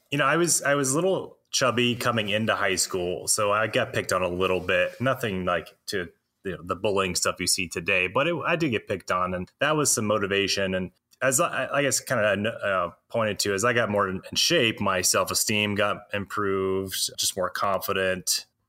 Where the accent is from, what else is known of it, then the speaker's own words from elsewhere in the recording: Alabama, United States; now in Nevada, United States; I grew up in Alabama